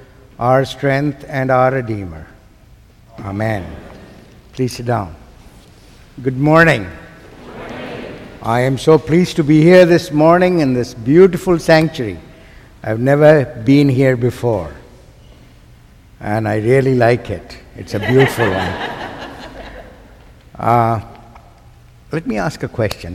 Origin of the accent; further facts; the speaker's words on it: Pakistan; I am from South Asia. I come from a country called Pakistan